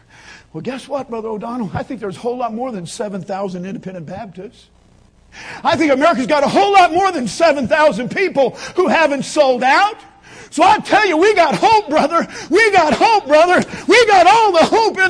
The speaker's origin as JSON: {"language": "English", "region": "Kansas", "country": "United States", "tie": "born or raised there", "said": "growing up in Kansas"}